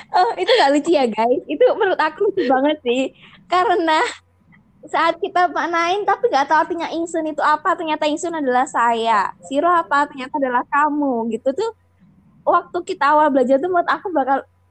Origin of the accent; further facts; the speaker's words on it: Semarang, Central Java, Indonesia; aku dari Semarang nih, jadi tapi tuh nggak bisa bahasa Jawa